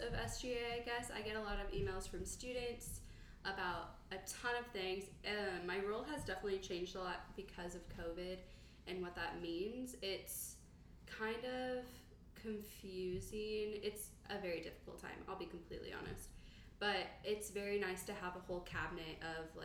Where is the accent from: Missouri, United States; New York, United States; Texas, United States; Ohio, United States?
Missouri, United States; Blue Springs; I'm from Blue Springs, huge Kansas City person